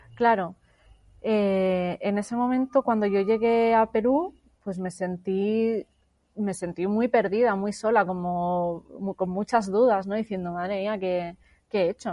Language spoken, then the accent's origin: Spanish; Barcelona, Catalonia, Spain; moved away as an adult; regresé a Barcelona, a mi ciudad natal